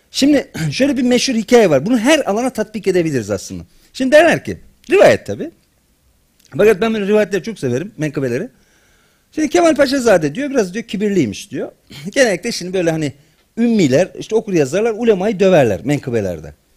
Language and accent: Turkish; Black Sea Region, Turkey